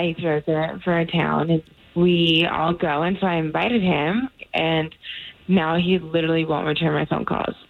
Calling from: College Park, United States; I'm calling from College Park.

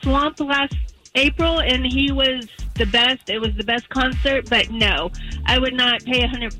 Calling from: Altoona, Florida, United States; I'm calling from Altoona, Florida.

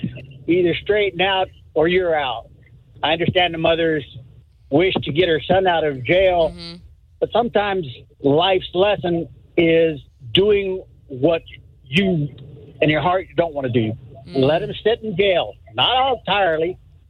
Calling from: St. Cloud, Minnesota, United States; I'm …, and I'm from St. Cloud.

